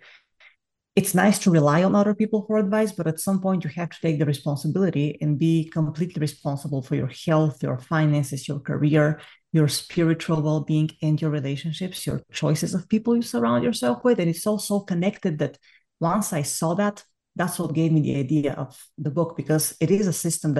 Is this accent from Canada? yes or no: no; Bulgaria; accent: Bulgarian; English is a second language; moved away as an adult; I am Bulgarian, you can hear from my accent, I can't get rid of it to save my life